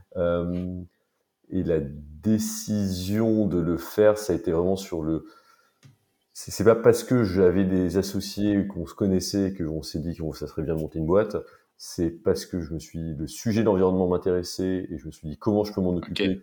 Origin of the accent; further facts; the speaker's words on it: Paris, Île-de-France, France; j'ai grandi et vécu à Paris toute ma vie